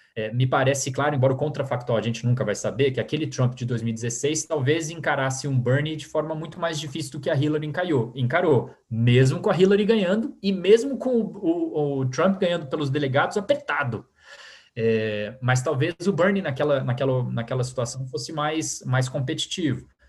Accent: Brazil; also born or lived in United States; a gente, como brasileiros

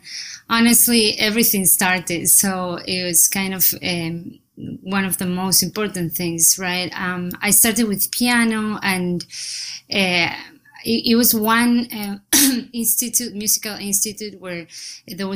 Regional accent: Necochea, Buenos Aires Province, Argentina; English is a second language; moved away as an adult; now in New York City, United States; I'm from Argentina. I was born there in a small city called Necochea

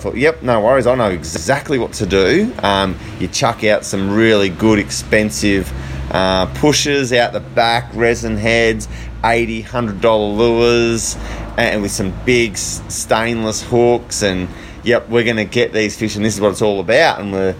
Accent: Melbourne, Victoria, Australia; moved away as an adult; now in Groote Eylandt, Australia; We got here in 2006. We'd come from... Well, I was originally from Melbourne.

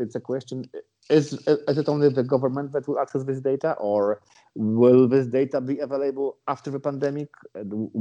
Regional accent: Poland; we are from Poland

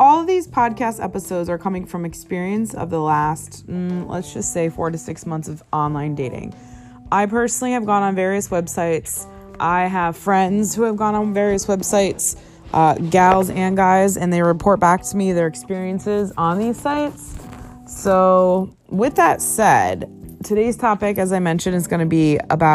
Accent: New England, United States; now in Los Angeles, United States; I'm from New England

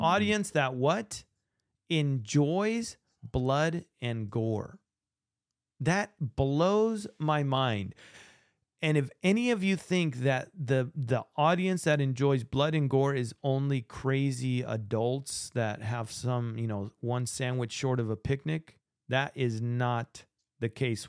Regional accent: Argentina; now in United States; I'm from Argentina

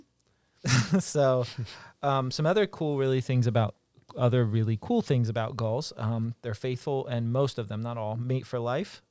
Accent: Maryland, United States; moved away; I'm from Maryland originally

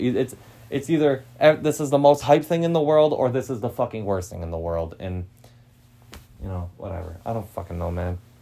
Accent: Green Bay, Wisconsin, United States; I'm from Green Bay

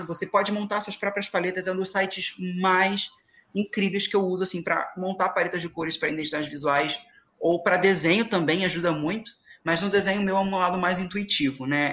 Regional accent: Angra dos Reis, Rio de Janeiro, Brazil; eu sou de Angra

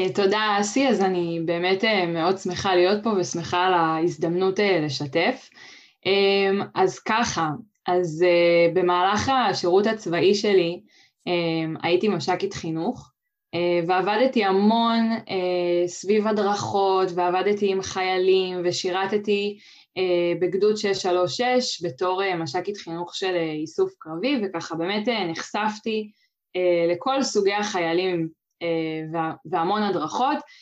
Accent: Kfar Tavor, Northern District, Israel; כן, אז גדלתי בכפר תבור, אה, שנמצא באזור סובב כנרת

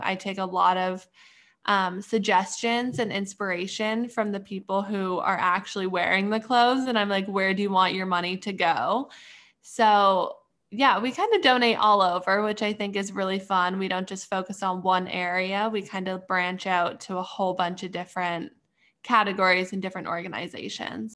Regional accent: Canada; moved away as an adult; now in Pittsburgh, United States; I'm from, originally from Canada, but right now I'm going to school in Pittsburgh.

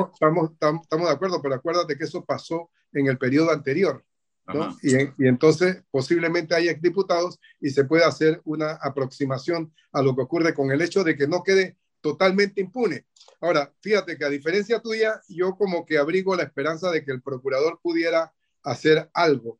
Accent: Panama; nosotros como panameños

